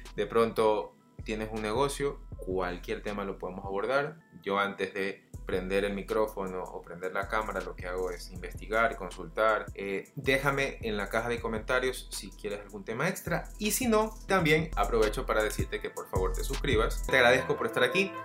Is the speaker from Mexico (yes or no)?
no; Guayaquil, Guayas, Ecuador; yo soy de Ecuador, ciudad de Guayaquil